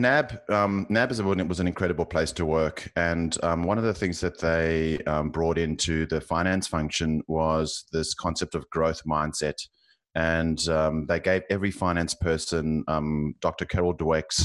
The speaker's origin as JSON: {"language": "English", "country": "South Africa", "accent": "South African", "moved": "yes", "lives_now": "Australia", "said": "you can probably tell from my accent, I'm South African, living in Australia, and I've lived in three cities"}